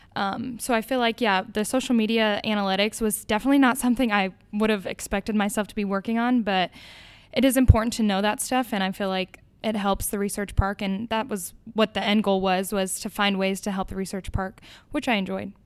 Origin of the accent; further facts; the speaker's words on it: Las Vegas, Nevada, United States; moved away as an adult; now in Ames, United States; I am from Las Vegas, Nevada. I came to Iowa to play D one soccer